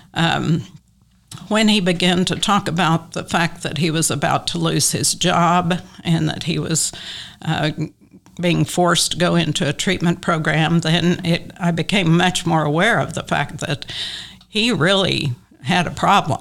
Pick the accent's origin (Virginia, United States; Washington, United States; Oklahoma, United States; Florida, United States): Oklahoma, United States; Western; also born or lived in Tulsa; now in Oklahoma City, United States; I grew up in Western Oklahoma